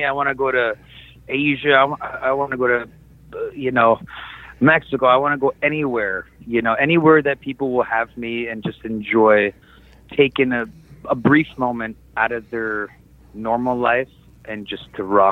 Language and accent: English; Canada; I'm originally from Canada